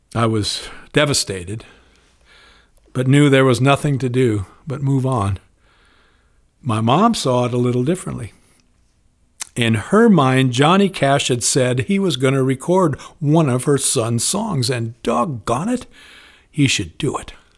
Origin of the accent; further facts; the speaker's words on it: Spokane, Washington, United States; Growing up in Spokane in the nineteen fifties, I'd learned to hunt, to wave the flag, and to pray